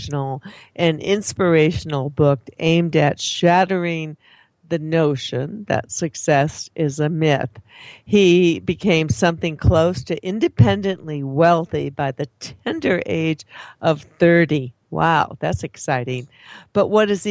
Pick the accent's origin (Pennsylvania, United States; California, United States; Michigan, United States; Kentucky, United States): Michigan, United States; Detroit; now in Arizona, United States; I grew up in Detroit, Michigan